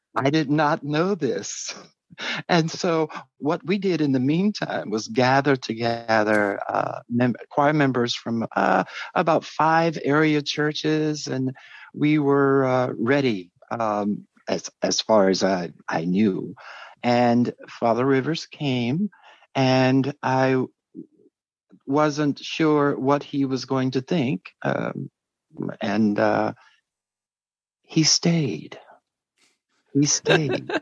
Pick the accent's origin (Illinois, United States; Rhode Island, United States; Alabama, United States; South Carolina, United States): South Carolina, United States; Greenville; moved away as an adult; also born or lived in Washington, D.C. / Chicago / Wichita, Kansas; I'm from Greenville, South Carolina, and I started uh, my trek as a musician, liturgist uh, at about uh, seven years old